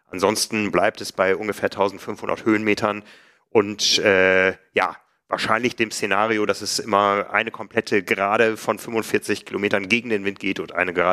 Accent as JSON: {"language": "German", "town": "Hamburg", "country": "Germany", "said": "Für mich als Hamburger war es enorm steil."}